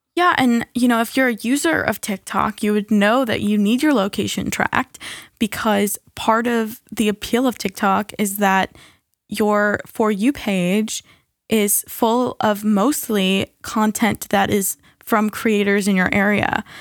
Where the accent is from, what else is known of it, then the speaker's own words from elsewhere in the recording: United States; as an American